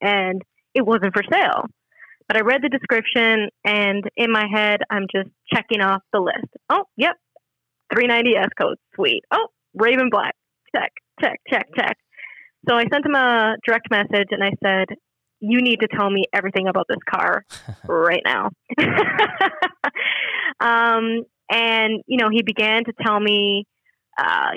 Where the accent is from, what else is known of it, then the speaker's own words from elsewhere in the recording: Canada; I'm a Canadian citizen